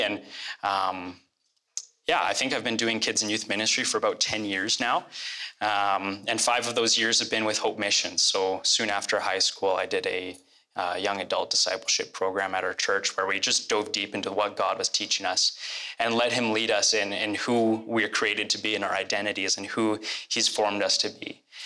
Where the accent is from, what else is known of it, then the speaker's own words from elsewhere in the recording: Red Deer, Alberta, Canada; I grew up here in Red Deer. Actually, the, my childhood home is just a few blocks